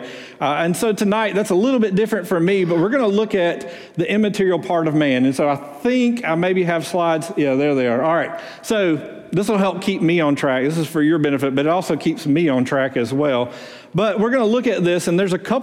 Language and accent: English; Muscle Shoals, Alabama, United States; moved away; also born or lived in Houston, Texas; I'm originally from Muscle Shoals